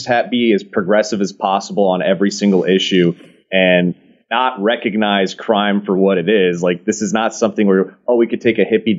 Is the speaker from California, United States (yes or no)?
yes; San Francisco, California, United States; moved away as an adult; now in Texas, United States; I was born and raised in San Francisco.